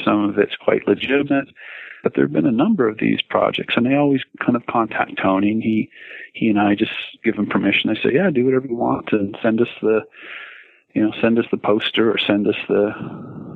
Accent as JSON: {"language": "English", "country": "Canada", "said": "I, as a Canadian"}